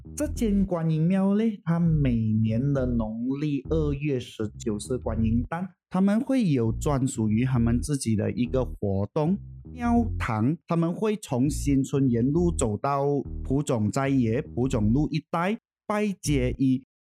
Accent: Puchong, Selangor, Malaysia; 小弟是在这边长大的，算是我真正的家乡吧

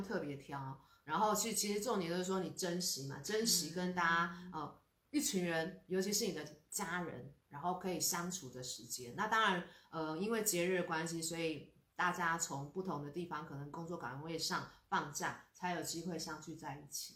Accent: Taiwan; 我们台湾人真的 真的是嗯。要心存很多很多的感恩

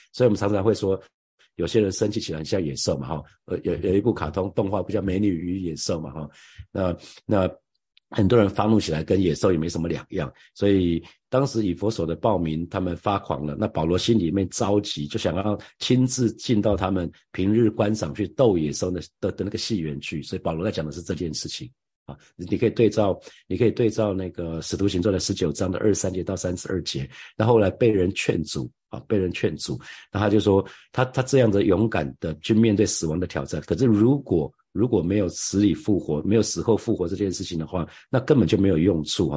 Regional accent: Taiwan; 我们刚好出生在这里，我们不是出生在台湾海峡的另外一边

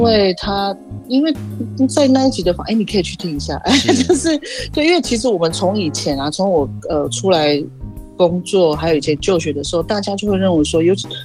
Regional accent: Laiyi, Pingtung County, Taiwan; 我是来自屏东县，南河村，白鹿部落的台湾族人

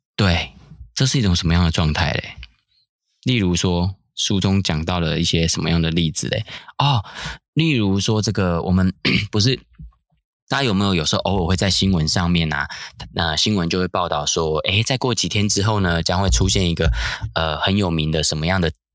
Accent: Taiwan; 我们台湾人可能共同的经验

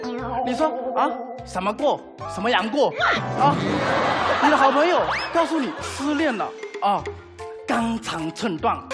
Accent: Fujian, China; 我是福建人

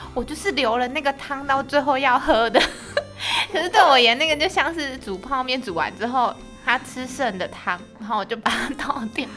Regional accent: Taichung, Taiwan; moved away; 我是台中人，然后我妈妈住台中

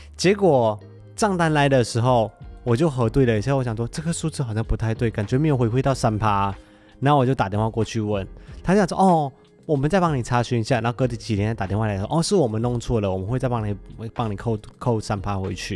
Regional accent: Malaysia; now in Taiwan; 因为我是马来西亚人嘛，啊。我在马来西亚本来就几乎没有遇过地震

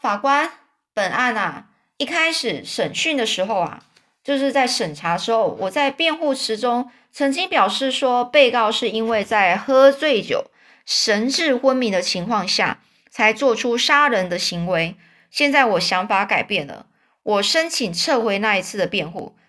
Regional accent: China; 如果就是类似像我们中国人一样，就是如果我说谎，我就被天打雷劈的意思一样

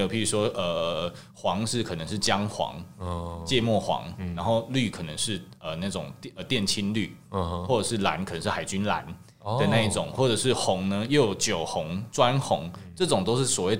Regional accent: Taiwan; 就是我们台湾人的美感会不会其实还是往哪个方向去？

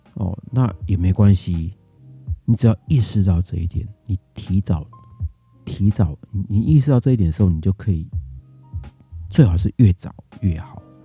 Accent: Taiwan; 那我们台湾这边的哦，那可能是我防疫的哦，这一年的防疫的这个， 这个努力哦

